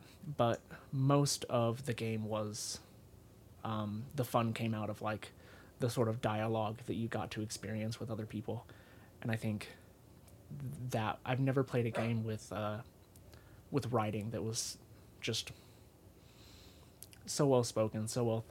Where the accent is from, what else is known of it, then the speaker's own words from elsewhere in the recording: Salt Lake City, Utah, United States; also born or lived in South Carolina; born and raised in Utah near Salt Lake City. And then when I was in 7th grade, I lived in South Carolina for 3 years, and then I came back.